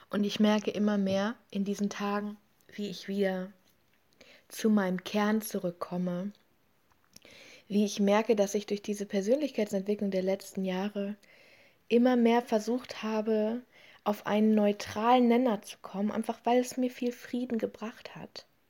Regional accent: Germany; in diesem Land, bei uns in Deutschland

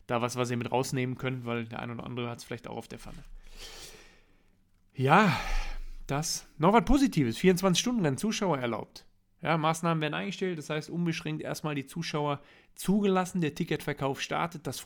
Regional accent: North Rhine-Westphalia, Germany; ich komme aus dem Ruhrgebiet, ich muss abends in den Spiegel gucken

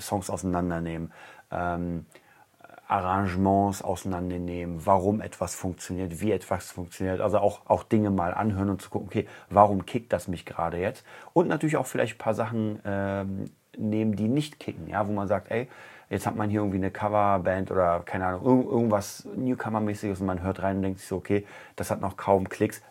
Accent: Germany; als Deutscher

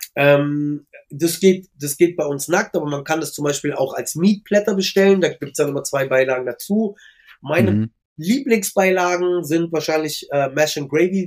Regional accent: Berlin, Germany; Ich bin ja selber gebürtiger Schöneberger

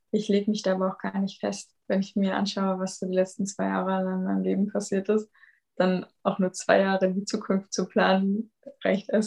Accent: Konstanz, Baden-Württemberg, Germany; Ich, wohne, also ich komme aus Konstanz

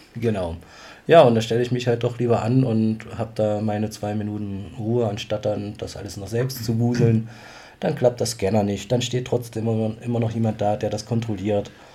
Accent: Bad Blankenburg, Thuringia, Germany; bei uns im Jugendclub saßen in Bad Blankenburg noch, wo ich herkomme

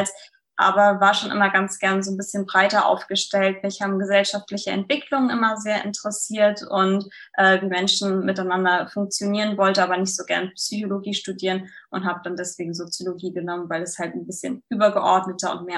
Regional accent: Frankfurt, Hesse, Germany; now in Quickborn, Germany; Also ich kenne das ja als Frankfurterin selbst. Wenn man mal was schön haben wollte, dann ist man so in die Orte gefahren, in Taunus Spessart und so weiter

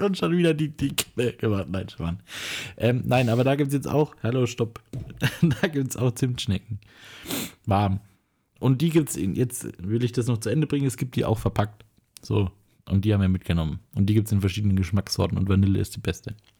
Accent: Nuremberg, Bavaria, Germany; bei uns in Nürnberg

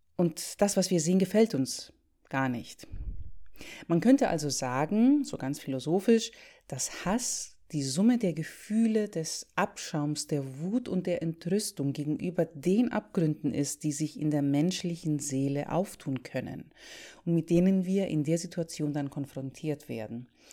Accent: Greece; moved away; Ich bin gerade zu Besuch in meinem Heimatland, um die Familie zu sehen

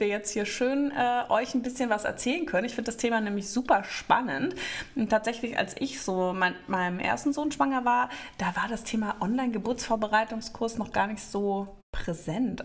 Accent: Northern Germany, Germany; now in Frankfurt, Germany; bin ja ein gebürtiges Nordlicht

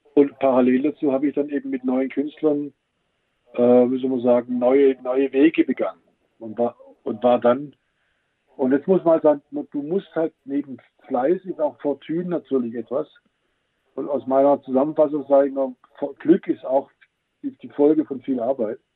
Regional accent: Swabia, Germany; als Schwabe

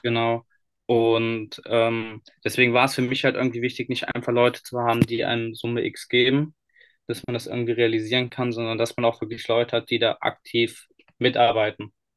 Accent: Cologne, North Rhine-Westphalia, Germany; Wir kommen ja eigentlich aus Nordrhein-Westfalen, aus Köln

